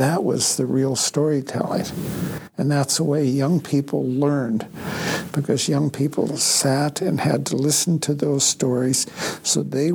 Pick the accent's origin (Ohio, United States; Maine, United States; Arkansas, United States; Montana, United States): Montana, United States; Blackfeet Reservation, next to the Canadian border, east slope of the Rockies; moved away; Back home, I'm from the Blackfeet tribe, right next to the Canadian border, east slope of the Rockies.